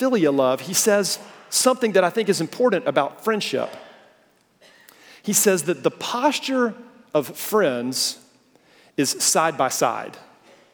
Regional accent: the South, United States; we Southerners

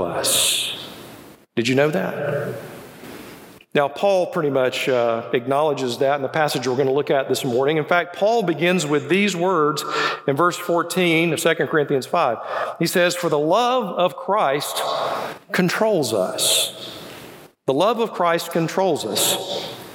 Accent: Birmingham, Alabama, United States; also born or lived in Indiana; I'm from the South. I, I, was born right here in Birmingham, so you know English is my second language.

